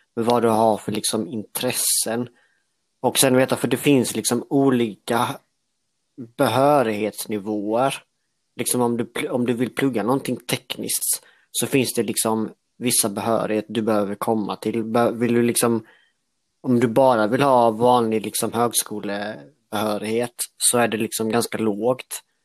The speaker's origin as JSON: {"language": "Swedish", "town": "Älmhult", "region": "Kronoberg County", "country": "Sweden", "tie": "born or raised there", "lives_now": "Växjö, Sweden", "said": "Jag är uppvuxen i Älmhult"}